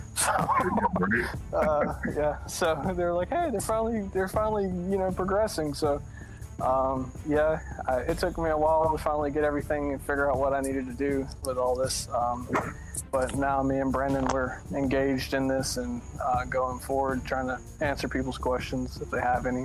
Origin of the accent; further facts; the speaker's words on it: south Alabama, United States; I'm from Alabama, like the very south Alabama.